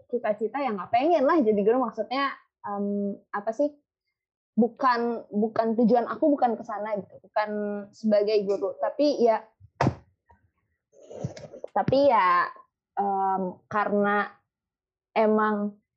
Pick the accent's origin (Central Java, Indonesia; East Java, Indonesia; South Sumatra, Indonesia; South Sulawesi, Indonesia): South Sumatra, Indonesia; Palembang; also born or lived in Bogor; now in Jakarta, Indonesia; soalnya aslinya itu gue dari Palembang tapi tinggal di Bogor tapi sekarang lagi tinggal di Jakarta